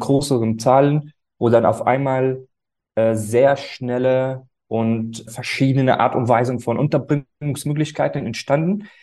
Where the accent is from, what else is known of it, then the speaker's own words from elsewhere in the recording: Syria; now in Berlin, Germany; ich bin ursprünglich aus Syrien